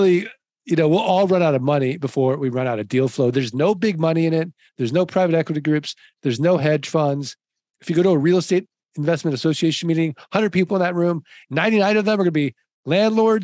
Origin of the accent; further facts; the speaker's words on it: St. Louis, Missouri, United States; I'm from St. Louis, like the show me state.